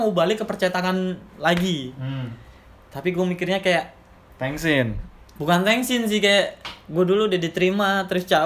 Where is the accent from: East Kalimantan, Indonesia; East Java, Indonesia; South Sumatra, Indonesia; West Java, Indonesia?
East Java, Indonesia; Malang; jadi skip aja kehidupan gue di Malang karena itu kampung gue karena gue nggak ngerantau di Malang